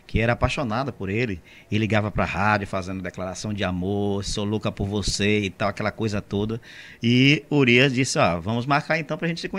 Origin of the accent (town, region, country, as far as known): Monte Gordo, Bahia, Brazil; born or raised there